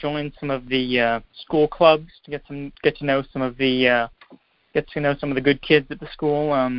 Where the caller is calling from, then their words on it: Pittsburgh, Pennsylvania, United States; I'm calling from Pittsburgh.